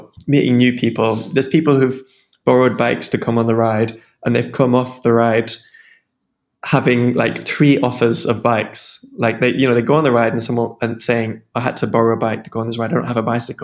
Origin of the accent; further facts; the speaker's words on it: Sheffield, Yorkshire and the Humber, United Kingdom; moved away as an adult; now in Edinburgh, United Kingdom; I'm from Sheffield